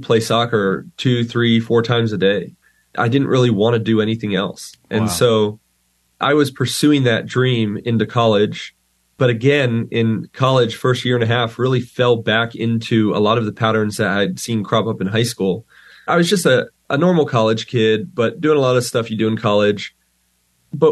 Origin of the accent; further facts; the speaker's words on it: Pennsylvania, United States; I, like you said, grew up in Pennsylvania